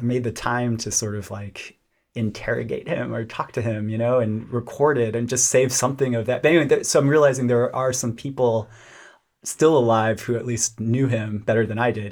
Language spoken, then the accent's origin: English; Lubbock, Texas, United States; I grew up in Lubbock, Texas